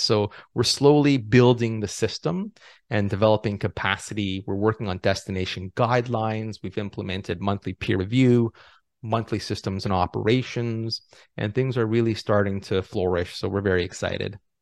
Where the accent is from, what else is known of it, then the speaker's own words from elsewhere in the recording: Toronto, Ontario, Canada; moved away as an adult; also born or lived in Los Angeles, United States / Ottawa, Canada; I was born and raised in Toronto